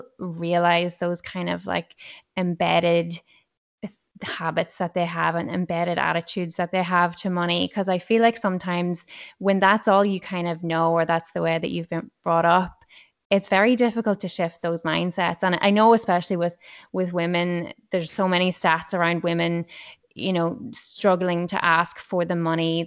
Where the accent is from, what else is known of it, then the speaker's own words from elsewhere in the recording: Ireland; moved away; we're both from Ireland originally